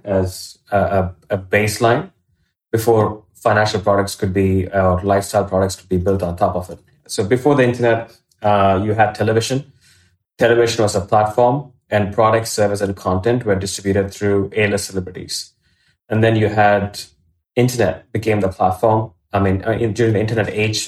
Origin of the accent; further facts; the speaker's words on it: Australia; also born or lived in India; I was born in India. I grew up in Australia, did law and economics at university